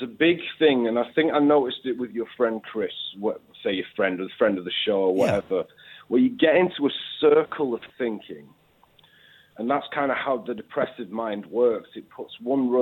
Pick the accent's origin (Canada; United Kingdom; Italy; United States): United Kingdom; the north of England; accent: northern; I am northern.